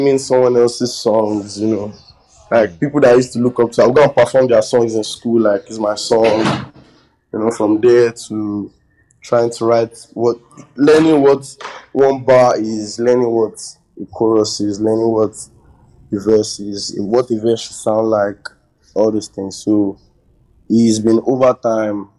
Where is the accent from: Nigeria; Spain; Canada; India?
Nigeria; Lagos; I was giving birth in Lagos. I lived my whole life in Lagos